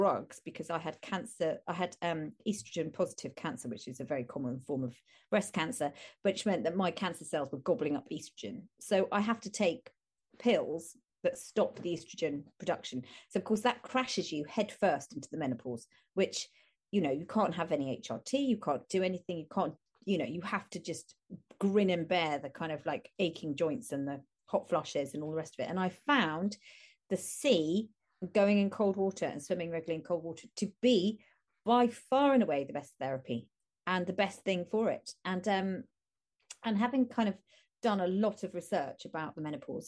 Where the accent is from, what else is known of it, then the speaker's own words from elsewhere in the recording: Chelmsford, East of England, United Kingdom; I grew up in Chelmsford in Essex